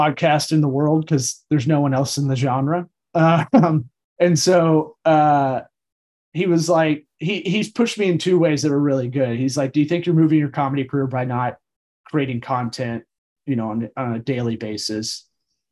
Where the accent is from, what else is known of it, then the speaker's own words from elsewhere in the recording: Tampa, Florida, United States; also born or lived in Los Angeles; I'm one of the rare people that was born and raised in Tampa, the rare third generation